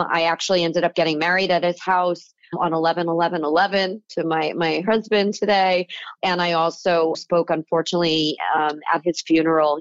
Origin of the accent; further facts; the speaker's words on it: South Florida, United States; moved away as an adult; also born or lived in California; the kid with the lemonade stand growing up in Florida